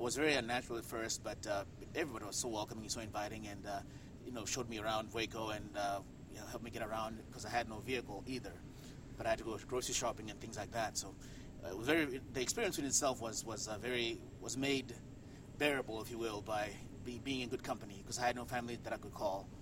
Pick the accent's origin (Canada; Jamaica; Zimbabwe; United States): Zimbabwe; Harare; moved away as an adult; Harare, Harare, Zimbabwe, is where I grew up